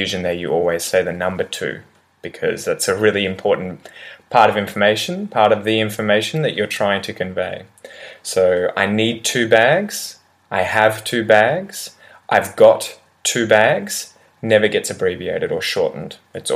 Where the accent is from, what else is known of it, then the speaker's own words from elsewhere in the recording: Australia; accent: Australian English; in Australian English, with my accent